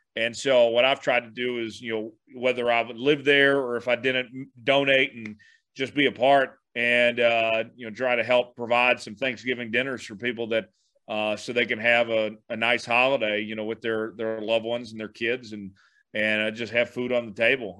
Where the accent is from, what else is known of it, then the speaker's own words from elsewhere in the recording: Tulsa, Oklahoma, United States; also born or lived in Kansas; my hometown in Tulsa